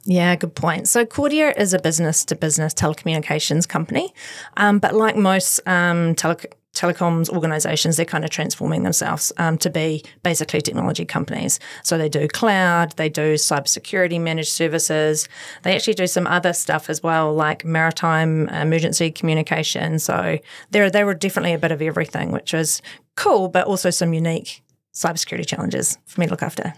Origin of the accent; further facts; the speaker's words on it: Christchurch, Canterbury, New Zealand; I am born and bred in Christchurch, so completely went to schools here